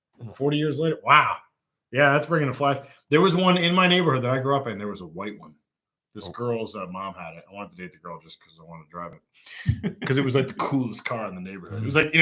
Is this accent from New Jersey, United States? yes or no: yes; Sussex County, New Jersey, United States; I grew up in Sussex County, but it was a lot more than 6,000 people there.